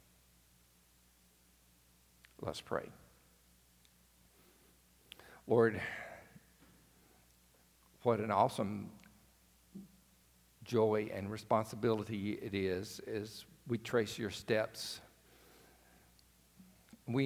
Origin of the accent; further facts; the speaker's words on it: rural Alabama, United States; I grew up in the country in another part of the state